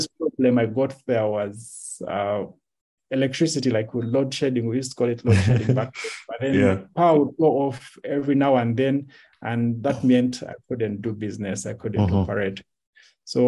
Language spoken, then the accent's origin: English; Kampala, Central Region, Uganda; first language Lunyoro; English is a second language; also born or lived in Jinja, Uganda / Kibaale, Uganda / Hoima, Uganda; when I started school, I moved back to Kampala